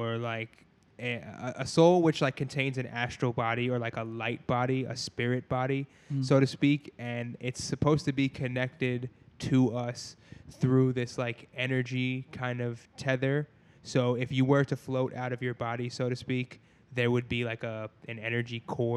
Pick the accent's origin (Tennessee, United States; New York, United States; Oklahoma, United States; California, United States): New York, United States; now in Pittsburgh, United States; I'm initially from New York